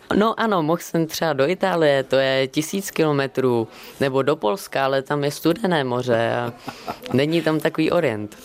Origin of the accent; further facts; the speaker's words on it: Bohemia, Czechia; A já jsem mu říkal z Čech